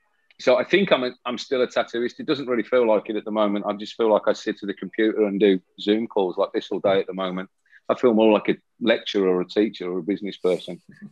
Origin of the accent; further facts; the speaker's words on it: Birmingham, West Midlands, United Kingdom; I'm from Birmingham, England.